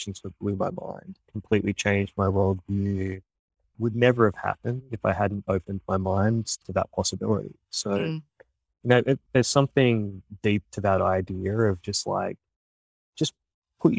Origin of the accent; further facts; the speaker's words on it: Australia; moved away as an adult; now in United States; the world that I grew up in Australia